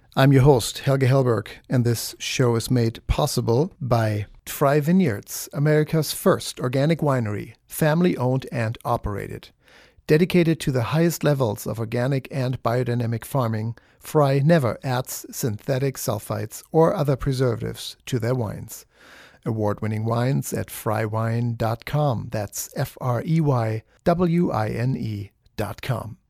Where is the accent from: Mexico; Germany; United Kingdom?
Germany; now in United States; I'm from Germany